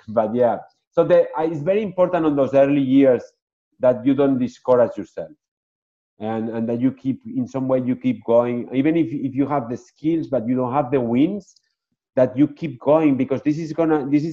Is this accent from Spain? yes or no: yes; Barcelona, Catalonia, Spain; English is a second language; moved away as an adult; also born or lived in Madrid / Pamplona; now in Naples, United States; I was born in Madrid. My parents were living at the time in Pamplona, and then they moved to Barcelona